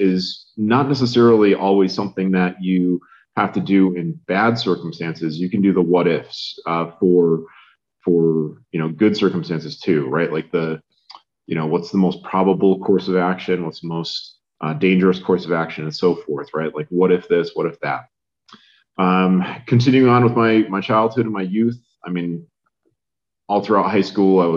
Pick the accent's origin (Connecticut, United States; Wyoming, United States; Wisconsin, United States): Connecticut, United States; I grew up in Connecticut.